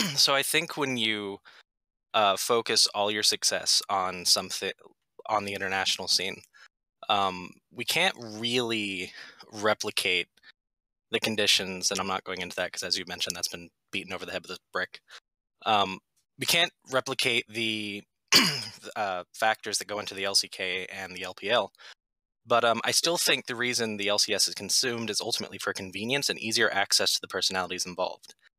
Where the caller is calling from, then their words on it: West Virginia, United States; I'm calling from West Virginia